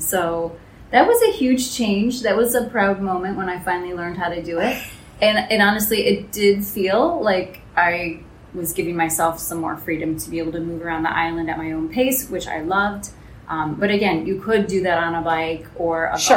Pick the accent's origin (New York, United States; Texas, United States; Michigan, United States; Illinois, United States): Michigan, United States; moved away as an adult; I'm from the States, so for me it was in Michigan.